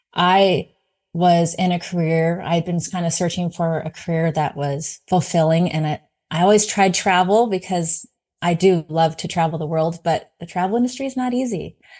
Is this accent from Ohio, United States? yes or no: no; California, United States; moved away; I'm originally from California